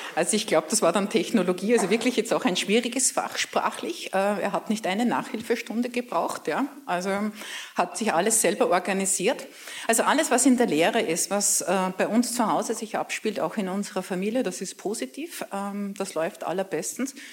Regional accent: Braunau district, Upper Austria, Austria; Ich komme aus einem kleinen Dorf

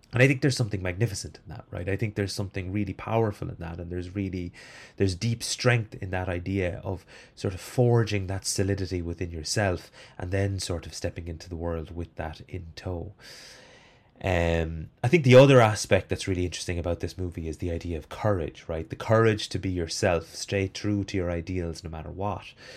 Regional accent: Ireland; as an Irish person

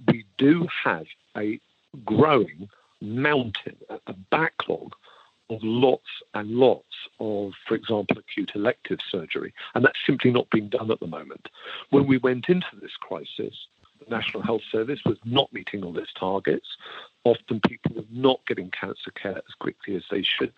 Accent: United Kingdom; I can say this as a Brit

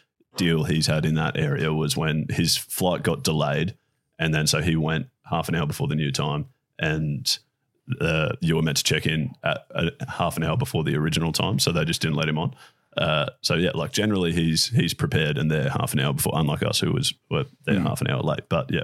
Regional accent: Brisbane, Queensland, Australia; oh, yeah, no, we're from Brisbane. Like, we're just down for the weekend.

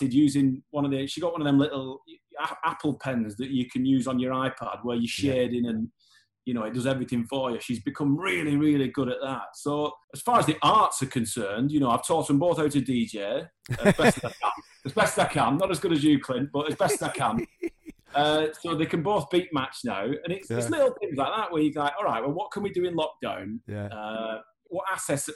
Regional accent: Horwich, North West England, United Kingdom; growing up in Horwich, in Bolton

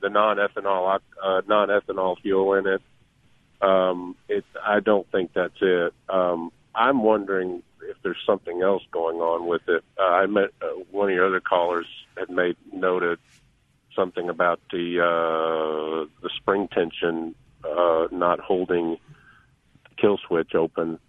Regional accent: Missouri, United States; I'm from Missouri

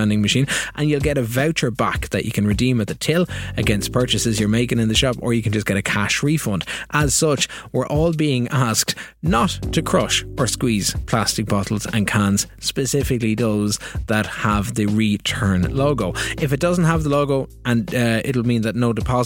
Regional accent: Kilkenny, Leinster, Ireland; my hometown in Kilkenny

